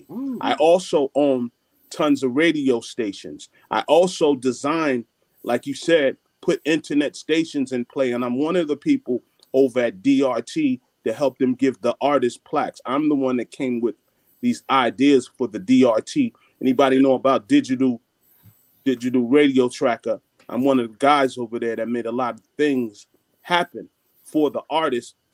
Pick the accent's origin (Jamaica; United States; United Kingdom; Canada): Jamaica; I have I'm Jamaican, so I got nine business